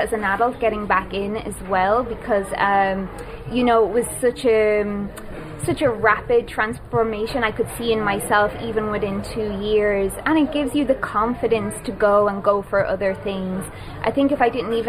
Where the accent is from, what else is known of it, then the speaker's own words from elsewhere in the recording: Drogheda, Leinster, Ireland; I'm from Drogheda. So I started taking children's ballet classes in the town when I was younger